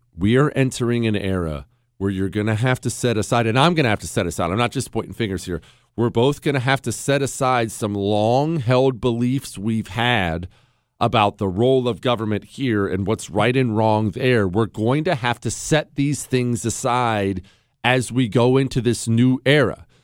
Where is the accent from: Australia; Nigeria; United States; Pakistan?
United States; Montana; also born or lived in Ohio; I moved to Montana when I was ten